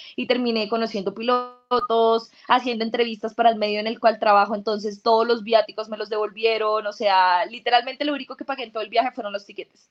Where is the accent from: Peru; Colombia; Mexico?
Colombia; nosotros los colombianos